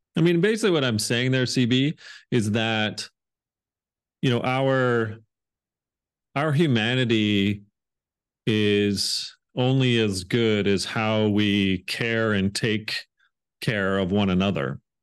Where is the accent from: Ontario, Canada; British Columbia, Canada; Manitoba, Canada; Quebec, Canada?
Ontario, Canada; Hamilton; also born or lived in England; I grew up outside of Toronto, uh, Ontario, um, in Canada, uh, about forty-five minutes down the road in a town called Hamilton